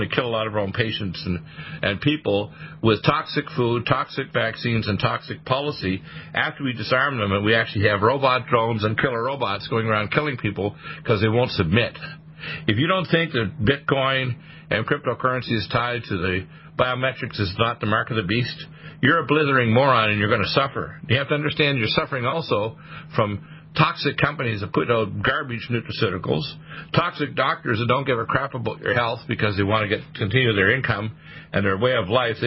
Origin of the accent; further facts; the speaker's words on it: Detroit, Michigan, United States; also born or lived in Canada; I'm an American and a Canadian. I was born in Detroit, Michigan